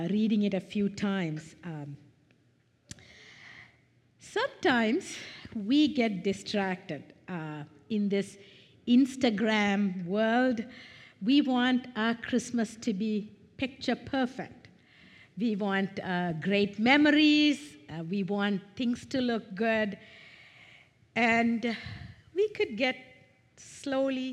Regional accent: Sri Lanka; moved away; I am originally from Sri Lanka, an Eastern culture.

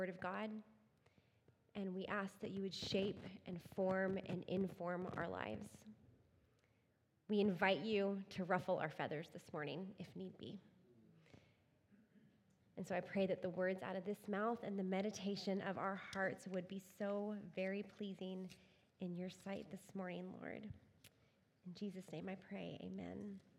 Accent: Texas, United States; moved away; I grew up in Texas

